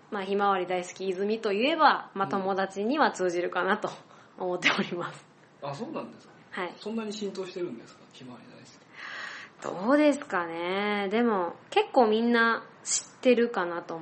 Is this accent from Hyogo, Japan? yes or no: yes; Akashi, Hyogo, Japan; born or raised there; moved away as an adult; now in Fukuoka, Japan